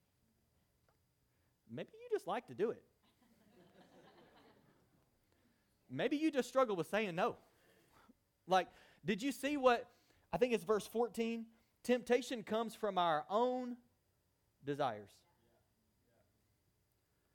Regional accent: United States; we're American Christians

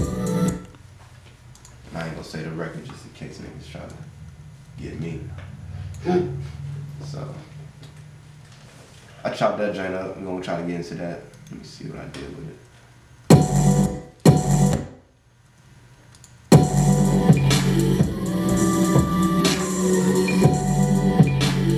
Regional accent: Newport News, Virginia, United States; I'm from Virginia

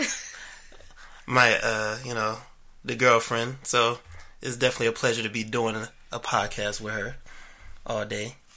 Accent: Maryland, United States; I was born and raised in Maryland

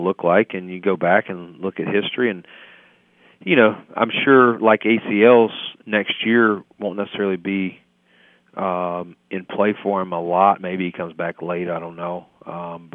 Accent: North Carolina, United States; I'm from North Carolina

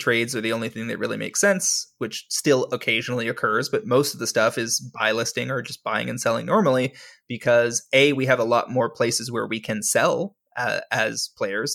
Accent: Canada; I am a Canadian who sells on U S platforms

